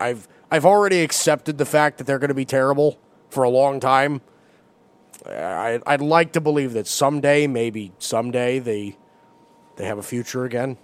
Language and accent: English; New York, United States; I'm from New York